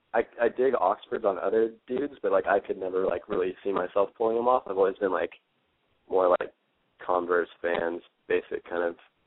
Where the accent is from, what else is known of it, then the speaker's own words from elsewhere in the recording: Santa Barbara, California, United States; moved away as an adult; now in Berkeley, United States; I'm originally from Santa Barbara, but now I'm going to school in Berkeley.